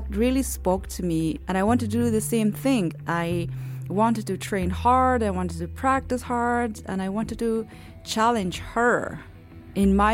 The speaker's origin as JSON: {"language": "English", "region": "Kabul", "country": "Afghanistan", "tie": "born or raised there", "moved": "yes", "said": "I was born in Afghanistan, in the capital, Kabul."}